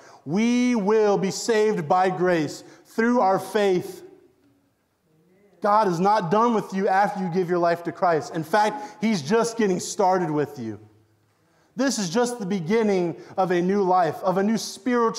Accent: Waynesboro, Virginia, United States; I was born in Waynesboro, Virginia.

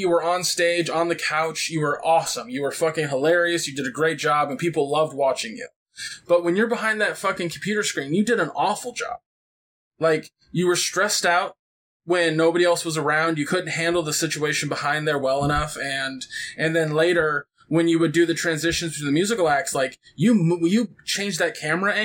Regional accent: California, United States; I'm very Californian, so I talk a mile a minute

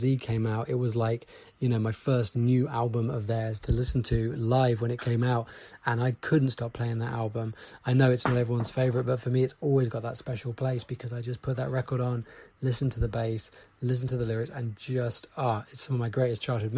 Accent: England, United Kingdom; I'm from England

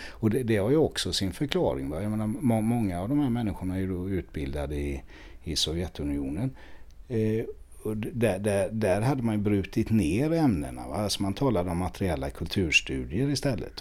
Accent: Sweden; som svensk

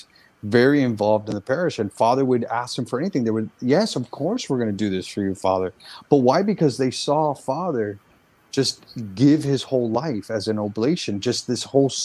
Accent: Central Florida, United States; I grew up in Central Florida

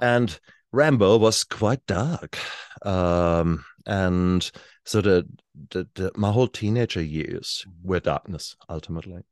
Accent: Germany; now in New Zealand; I was born in Germany in the sixties.

